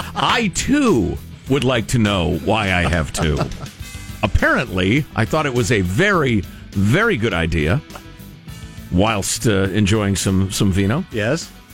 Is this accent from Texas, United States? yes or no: no; Chicago, Illinois, United States; I grew up in Chicago and went to the Brookfield Zoo